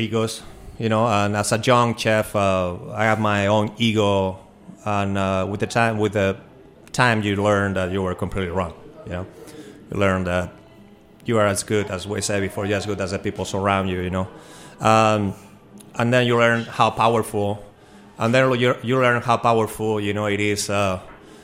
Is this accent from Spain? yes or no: yes; Spain; now in Washington, DC, United States; I'm an immigrant from Spain, but always felt like DC, you know, was my home